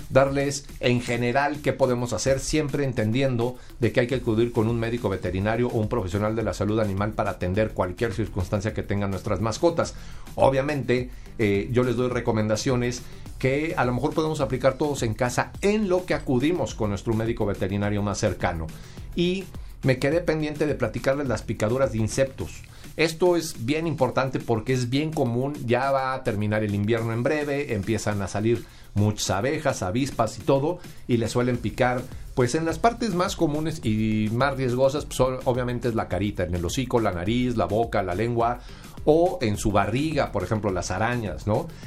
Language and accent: Spanish; Sonora, Mexico; Yo creo que esto se parece mucho a lo que allá en, mi tierra consumen, que es la carne, seca, en Sonora.